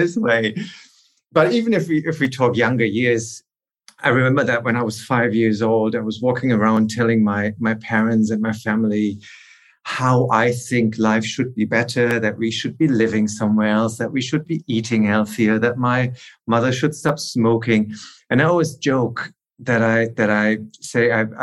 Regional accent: Aachen, North Rhine-Westphalia, Germany; I'm from a town called Aachen, which is wedged in between Holland and Belgium.

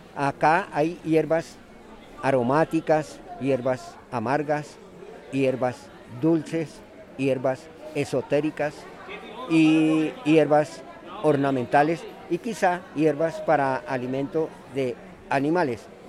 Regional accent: Bogotá, Colombia; Soy nacido aquí en Bogotá, pero soy hijo de padres boyacenses.

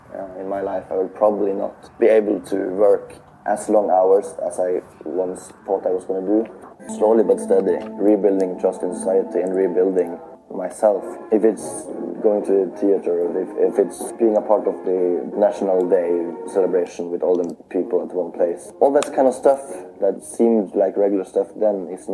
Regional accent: Tromsø, Troms, Norway; I study law here in Tromsø, my hometown

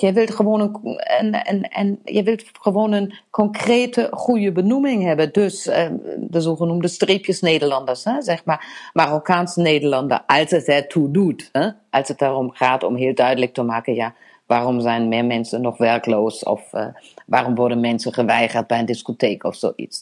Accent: Germany; now in Netherlands

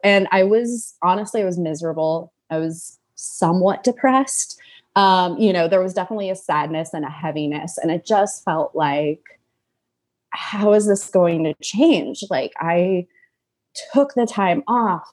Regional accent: Los Angeles, California, United States; moved away as an adult; now in Brooklyn, United States; I'm actually originally from Los Angeles, and now I live in Brooklyn.

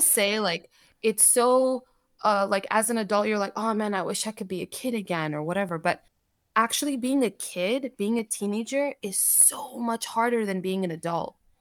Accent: United States; English is a second language; also born or lived in Saudi Arabia; we were able to move here. when I was four, my brother was six, and so when we moved here, I did not speak English

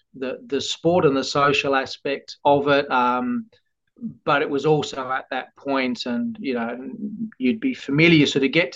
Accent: Tasmania, Australia; also born or lived in Western Australia / Perth; We left Western Australia when I was about 8 or 9. Tassie is very much home, and home to my little family as well.

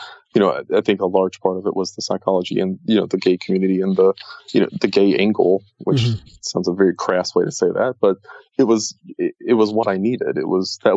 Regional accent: the South, United States; moved away as an adult; I grew up in the South

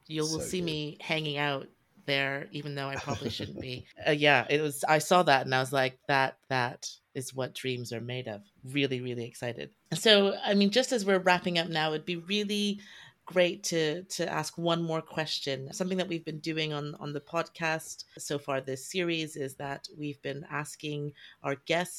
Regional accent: Canada; I don't think I've ever met a figure skater before, even though I grew up in Canada.

